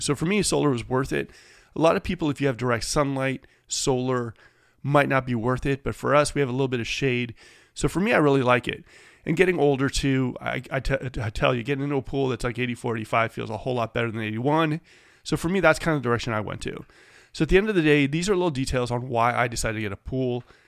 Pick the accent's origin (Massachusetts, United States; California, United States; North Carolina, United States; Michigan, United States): California, United States; Bay Area; now in Sacramento, United States; I grew up in the Bay Area.